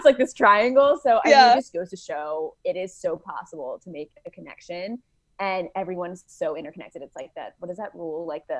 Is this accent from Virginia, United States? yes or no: yes; Virginia Beach, Virginia, United States; now in Washington, D.C., United States; I'm from Virginia Beach, Virginia originally, and I live in Washington, D.C. right now.